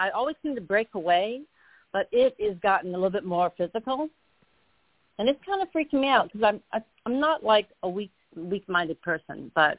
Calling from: Arizona, United States; from Arizona, by the way.

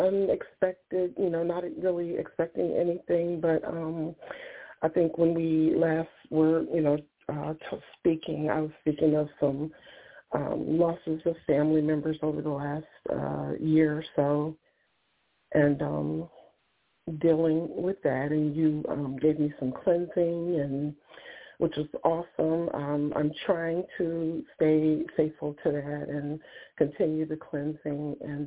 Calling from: Ohio, United States

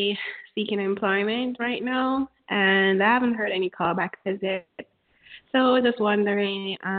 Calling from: Connecticut, United States; I'm calling from Connecticut.

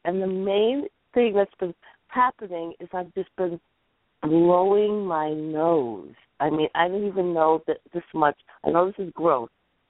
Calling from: Virginia, United States; Yes, I'm in the United States. And I'm calling from Virginia.

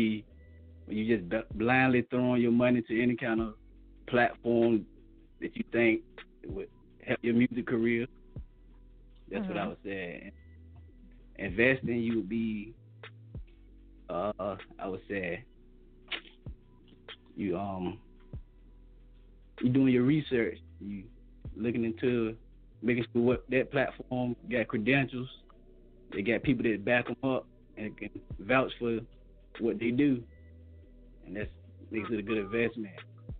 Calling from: Virginia, United States

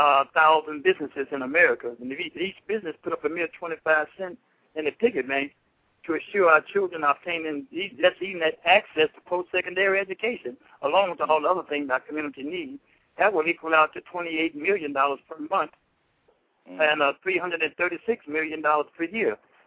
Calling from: Elkton, Illinois, United States; I'm calling from Elkton, Illinois.

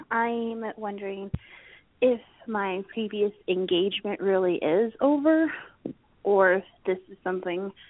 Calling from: Arizona, United States; I'm calling from Arizona.

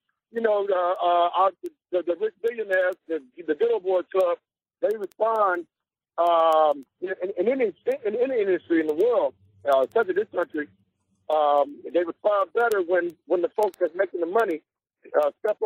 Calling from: Benton Harbor, Michigan, United States; calling from Benton Harbor.

